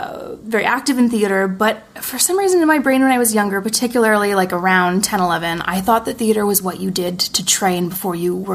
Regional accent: Montreal, Quebec, Canada; now in Toronto, Canada; Montreal. I moved to Toronto in 2013, I think. I was in Montreal for a year after I graduated theater school.

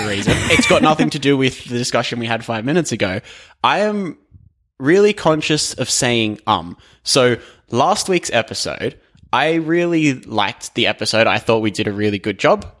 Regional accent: Australia; I am Australian

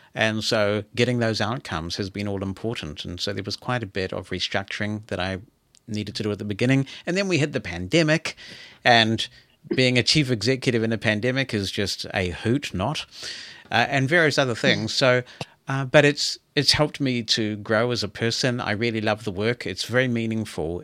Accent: New Zealand; I'm a New Zealander

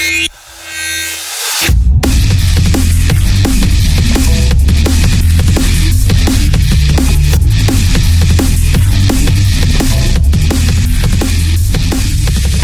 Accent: Haarlem, North Holland, Netherlands; now in Rotterdam, Netherlands; I'm from Haarlem, actually, originally. I'm living in Rotterdam right now

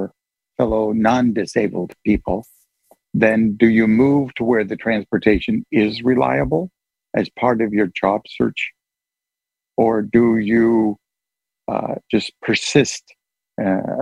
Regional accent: Portland, Oregon, United States; moved away as an adult; now in Massachusetts, United States; I'm speaking as a person born and raised in the Oregon suburbs of Portland. And I moved

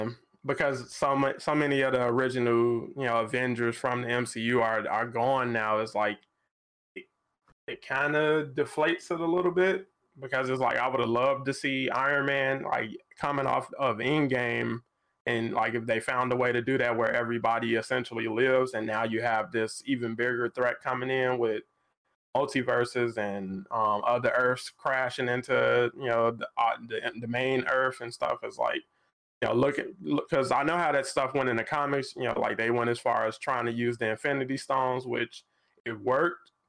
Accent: Chicago, Illinois, United States; I'm from Chicago too

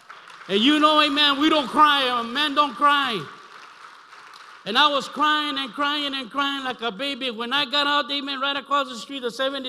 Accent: Brawley, California, United States; now in Los Angeles, United States; I came back from Imperial Valley, amen, Brawley, my hometown, those that are watching, amen. Amen. And I came to LA 73 to live that lifestyle.

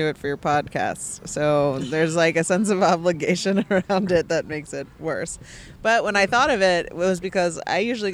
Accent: New York, United States; moved away as an adult; now in Los Angeles, United States; I grew up in New York. I never lived anywhere else really for very long

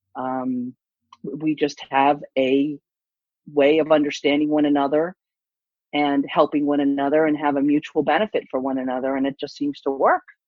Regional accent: East Coast, United States; moved away; also born or lived in California; I'm from the East Coast.

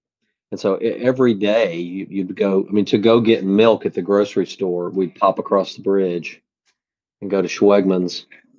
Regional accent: Mobile, Alabama, United States; moved away as an adult; now in Nashville, United States; and also I grew up in Mobile. So it was literally 2 hours from my parents' door to be in the city of New Orleans.

